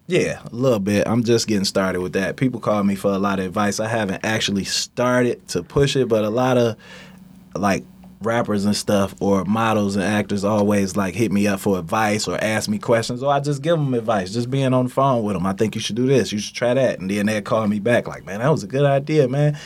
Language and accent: English; Detroit, Michigan, United States; Straight outta Detroit, born and raised